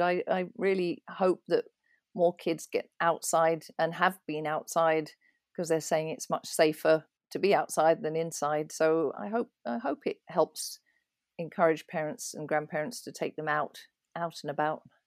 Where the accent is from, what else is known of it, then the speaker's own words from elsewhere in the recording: East Malling, South East England, United Kingdom; also born or lived in London; now in Pennsylvania, United States; I was born in London, in Islington, and grew up in a little village called East Malling in Kent, so that's southeast of London.